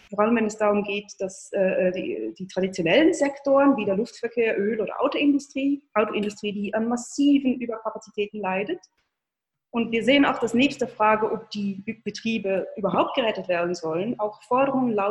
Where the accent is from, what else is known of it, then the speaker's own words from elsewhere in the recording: Switzerland; wie gesagt, ich bin Schweizerin und äh, äh, höre mir jeden Tag die Schweizer Nachrichten an.